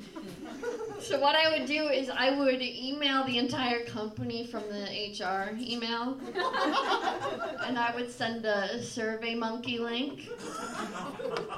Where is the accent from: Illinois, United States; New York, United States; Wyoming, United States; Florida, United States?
Illinois, United States; Naperville; I'm from Naperville